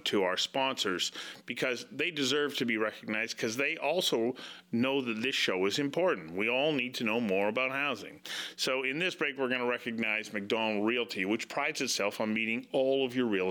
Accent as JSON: {"language": "English", "region": "British Columbia", "country": "Canada", "tie": "born or raised there", "said": "as a British Columbian who has lived my entire life here"}